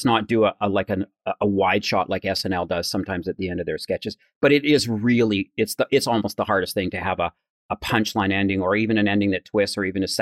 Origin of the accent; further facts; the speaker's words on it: Alberta, Canada; moved away as an adult; also born or lived in Toronto; Mark and I came from Alberta